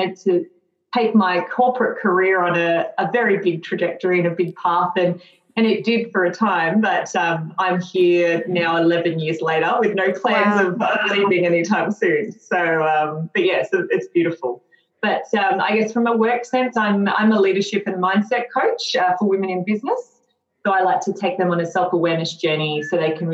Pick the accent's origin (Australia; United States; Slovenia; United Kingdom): Australia; Western Australia; I'm from Western Australia and actually live in the Pilbara region in a place called Dampier.